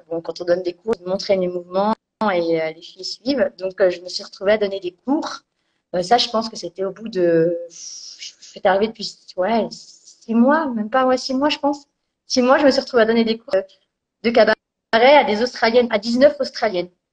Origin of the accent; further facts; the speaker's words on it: Bourgogne-Franche-Comté, France; moved away as an adult; je viens de Franche-Comté